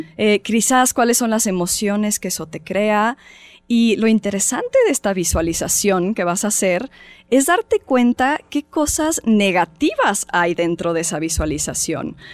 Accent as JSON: {"language": "Spanish", "country": "Mexico", "said": "como mexicanos"}